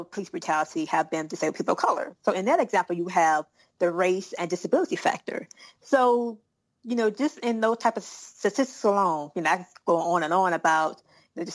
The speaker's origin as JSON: {"language": "English", "region": "South Carolina", "country": "United States", "said": "I'm a Southerner. I'm from South Carolina"}